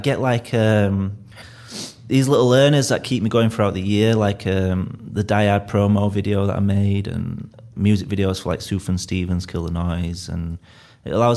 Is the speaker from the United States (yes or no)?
no; Leeds, Yorkshire and the Humber, United Kingdom; accent: Leeds; I'm from Leeds